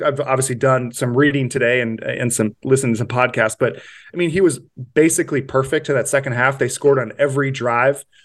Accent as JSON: {"language": "English", "town": "Kansas City", "region": "Missouri", "country": "United States", "tie": "born or raised there", "moved": "as an adult", "lives_now": "Fort Worth, United States", "said": "born and raised in Kansas City."}